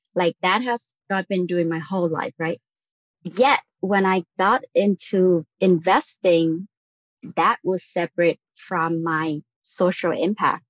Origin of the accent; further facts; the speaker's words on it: Vietnam; moved away as an adult; now in United States; I was born and raised in Vietnam. I came over for college